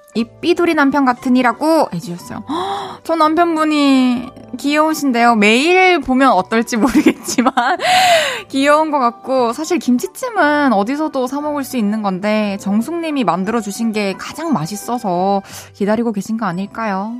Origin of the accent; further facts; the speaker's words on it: Masan, South Gyeongsang, South Korea; moved away; 저는 어렸을 때 마산에서 자랐잖아요.